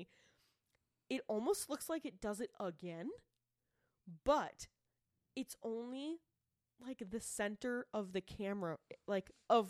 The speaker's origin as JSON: {"language": "English", "region": "Massachusetts", "country": "United States", "said": "I'm from Massachusetts"}